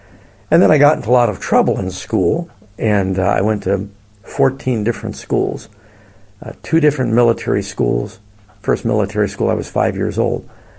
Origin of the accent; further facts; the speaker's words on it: California, United States; Yeah, we're from Northern California, which is a little different, of course, than Southern California.